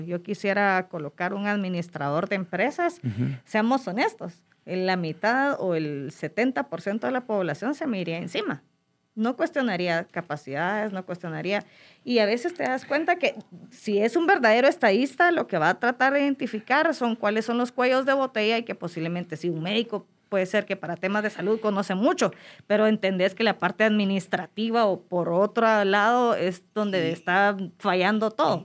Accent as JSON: {"language": "Spanish", "country": "Guatemala", "said": "Yo hablo de Guatemala porque para mí es mi, mi adoración, es mi tierra"}